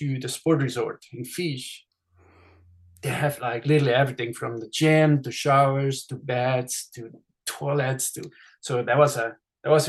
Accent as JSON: {"language": "English", "country": "Switzerland", "tie": "born or raised there", "second_language": "English", "moved": "as an adult", "lives_now": "Southern California, United States", "said": "with my accent, I'm actually Swiss. So I was born in Switzerland and I grew up there. And actually, I grew up right at the race course of the Swiss Alps 100."}